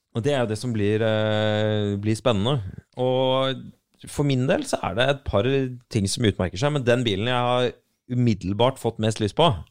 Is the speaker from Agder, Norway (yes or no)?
yes; Arendal, Agder, Norway; jeg er fra Arendal